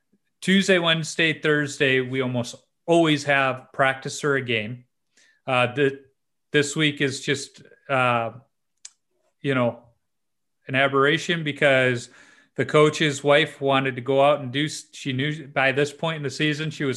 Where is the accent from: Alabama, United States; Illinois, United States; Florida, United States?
Illinois, United States; Chicago; I grew up in Chicago, a Cubs fan. So that was really rough as a kid, because I grew up on the South Side in White Sox territory